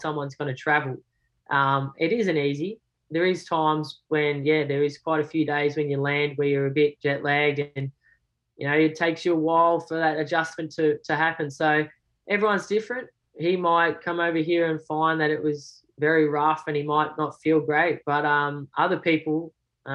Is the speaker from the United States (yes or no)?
no; Australia; being an Aussie